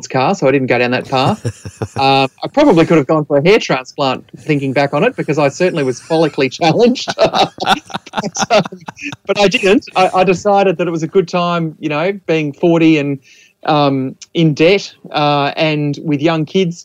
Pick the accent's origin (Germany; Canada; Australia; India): Australia; Adelaide, South Australia; now in Mornington Peninsula, Australia; I'm in my mid-40s, and I grew up in Adelaide.